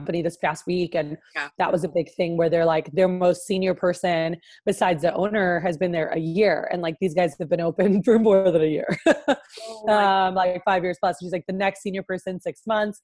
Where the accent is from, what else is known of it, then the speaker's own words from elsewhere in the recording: Miami, Florida, United States; moved away as an adult; now in Houston, United States; I'm from Miami, Florida, is where I like grew up most of my life